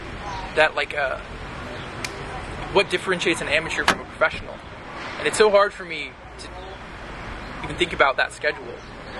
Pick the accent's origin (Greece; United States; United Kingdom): United States; Seattle, Washington; also born or lived in Los Angeles; I grew up